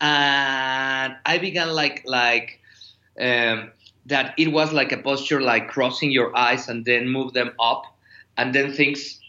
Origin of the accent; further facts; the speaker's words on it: Mexico City, Mexico; I am from Mexico City